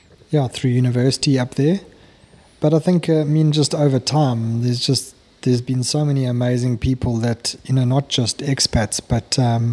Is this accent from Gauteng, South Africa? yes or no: no; Zululand, KwaZulu-Natal, South Africa; moved away as an adult; also born or lived in Scotland / Zambia; I grew up in, born and bred in Zululand, went to school in the Midlands, I went to Maritzburg Varsity, and then headed overseas where I studied in Scotland, and then lived in a number of countries overseas